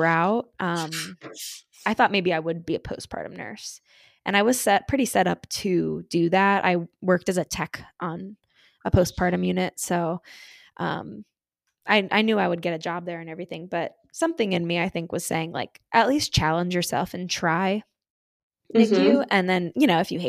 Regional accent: central New Jersey, United States; moved away as an adult; now in Pittsburgh, United States; I grew up in New Jersey and like central Jersey because there are different parts

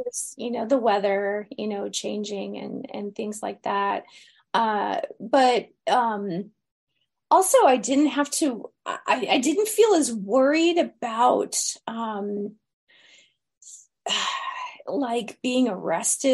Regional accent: United States; now in Los Angeles, United States; I was from America

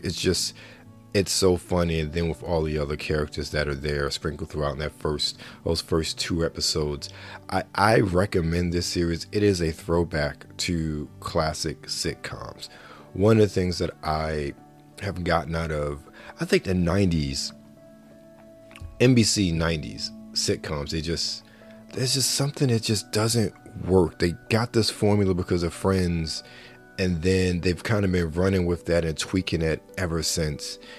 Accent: Baltimore, Maryland, United States; someone who was born and raised in Baltimore

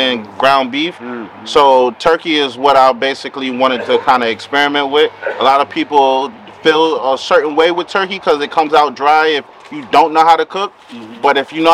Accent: the South, United States; also born or lived in Brownsville, Brooklyn, New York; now in Bronx, New York, United States; I was raised in the South, so I was raised around my aunts, my grandmother, my mother

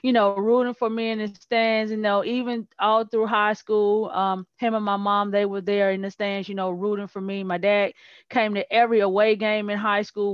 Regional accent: Gloster, Mississippi, United States; also born or lived in McComb, Mississippi / Liberty, Mississippi; I was born in Macomb, Mississippi. I was raised in a small town called Gloucester, Mississippi

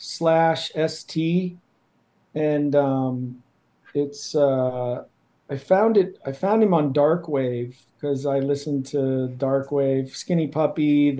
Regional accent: Ohio, United States; I'm from Ohio

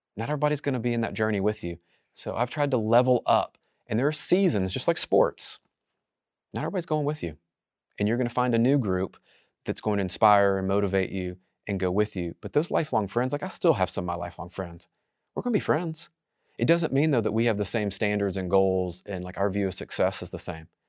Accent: Memphis, Tennessee, United States; I'm just from Memphis.

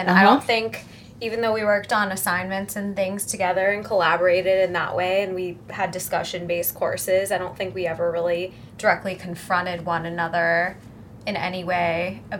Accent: Cincinnati, Ohio, United States; now in New York City, United States; I am originally from Cincinnati, Ohio, and I currently live in New York City in the Financial District.

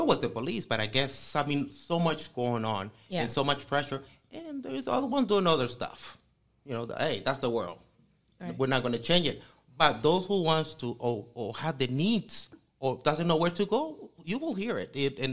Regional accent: San Miguel, El Salvador; moved away as an adult; now in United States; 20 years in this country, but I was born and raised in El Salvador

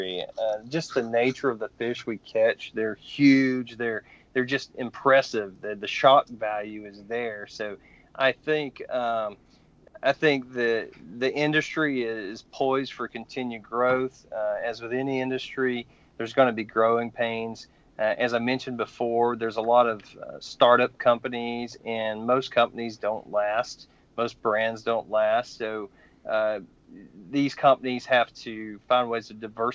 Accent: Georgia, United States; now in Virginia, United States; growing up in Georgia, it's crappie

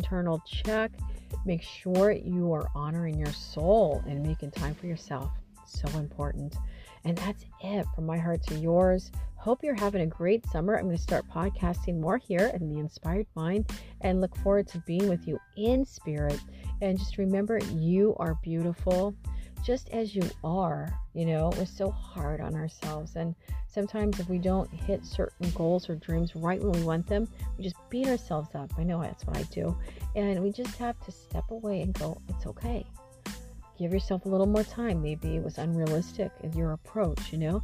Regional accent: Missouri, United States; moved away as an adult; now in California, United States; Hadn't been back to my hometown since my grandmother was alive. And, you know, and I think there's a part of my soul that was a little afraid to go back to Missouri

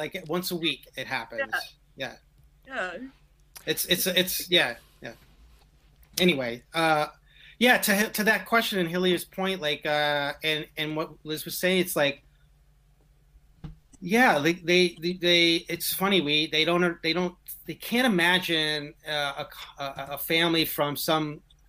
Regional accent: Jersey City, New Jersey, United States; I grew up in Jersey City, New Jersey. I played basketball. I went to a Catholic, you know, grade school. I had mostly a lot of Anglo friends.

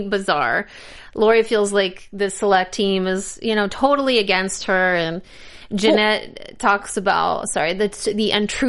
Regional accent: Missouri, United States; I am from Missouri.

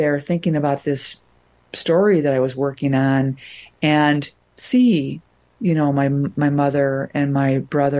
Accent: Wilmette, Illinois, United States; moved away; I'm from Wilmette.

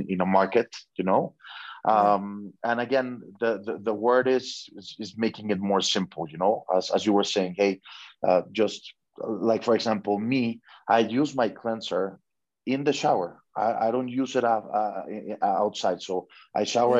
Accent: Mexico; I'm from Mexico.

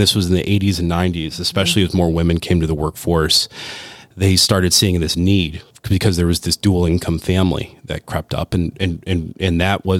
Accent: Rust Belt, United States; I'm from the Rust Belt. My family came here as immigrants, worked in the steel mills and, you know, in Cleveland and didn't speak English and had to work.

